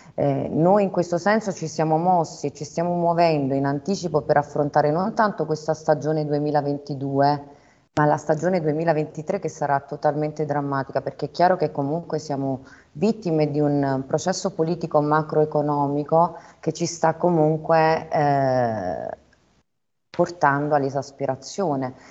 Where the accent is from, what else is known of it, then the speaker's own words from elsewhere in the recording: Southern Italy, Italy; moved away as an adult; la realizzazione che spesso nel sud si vede nella famiglia, io l'ho trovata nel mio lavoro, nel dimostrare che comunque era possibile tornare a casa e lavorare